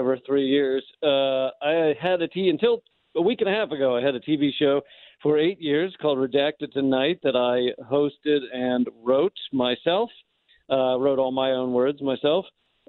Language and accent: English; United States; I'm an American in America